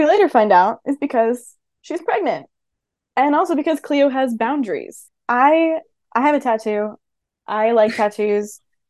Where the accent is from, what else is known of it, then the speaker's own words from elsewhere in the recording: East Coast, United States; moved away as an adult; I'm from the East Coast, and then I moved to California for graduate school, and that was a bold choice.